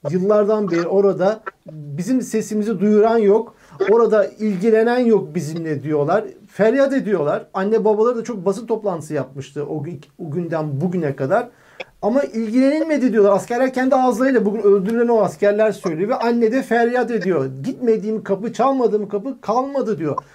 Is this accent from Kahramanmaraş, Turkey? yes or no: yes; Kahramanmaraş, Turkey; 1989 doğumluyum, Kahramanmaraşlıyım